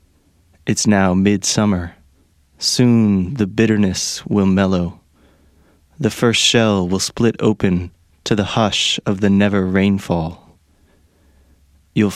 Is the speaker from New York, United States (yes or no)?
no; Pennsylvania, United States; moved away; I grew up in Pennsylvania